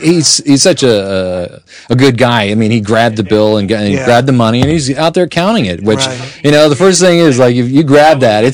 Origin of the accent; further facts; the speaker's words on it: Northern New York, United States; also born or lived in Pittsburgh; now in Seattle, United States; Northern New York.